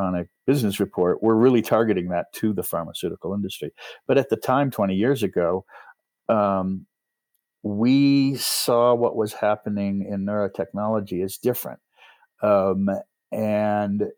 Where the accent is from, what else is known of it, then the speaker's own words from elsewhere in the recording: New York, United States; moved away; also born or lived in Los Angeles / Manhattan; I grew up in New York State, but I was living in Los Angeles